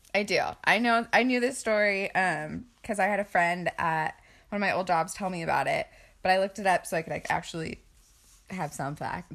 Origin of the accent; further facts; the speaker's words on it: Boise, Idaho, United States; we are from Boise.